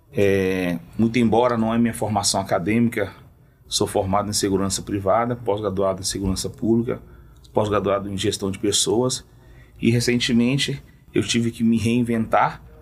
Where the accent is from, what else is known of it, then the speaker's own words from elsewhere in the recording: Cariacica, Espírito Santo, Brazil; sou lá da cidade de Cariacica, região da Grande hum. Vitória, estado do Espírito Santo, onde nós atuamos lá, atendemos a cidade de Cariacica, cidade muito carente por sua vez, é. onde eu fui nascido e criado, né?